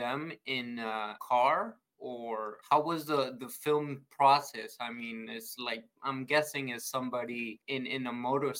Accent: Houston, Texas, United States; also born or lived in Mexico City, Mexico; I'm from Texas. My family moved from Mexico City to Houston, to Texas. So I'm kind of used to the heat

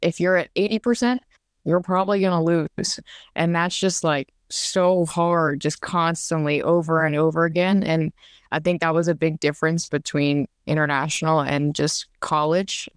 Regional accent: Louisiana, United States; I'm from Louisiana, and I actually still trade in everything in Louisiana, which that kind of means a lot to me 'cause I get to still be at home

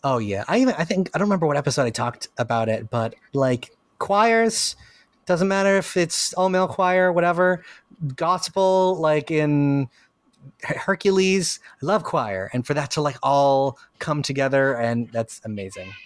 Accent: Puerto Rico; Represent P R. That's me.

